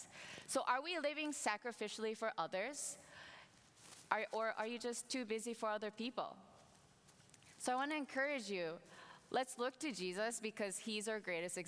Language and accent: English; Minnesota, United States; moved away; my family and I, we moved to Minnesota, and I'm actually from Minnesota.